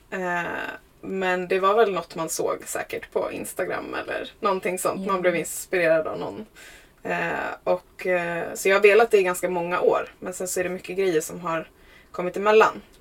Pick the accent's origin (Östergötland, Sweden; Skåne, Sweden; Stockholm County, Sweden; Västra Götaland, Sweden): Stockholm County, Sweden; Huddinge; now in Vaxholm, Sweden; jag är uppväxt i Huddinge, eh, mm-hmm. söder om Stockholm.